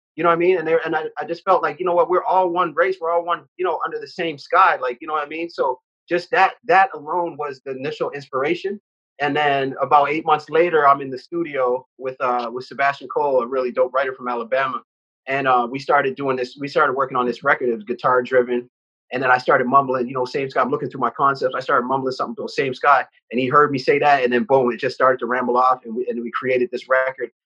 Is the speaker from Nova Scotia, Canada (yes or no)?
yes; Halifax, Nova Scotia, Canada; now in Toronto, Canada; I have nothing but beautiful, fond memories um, of living and growing up on the East Coast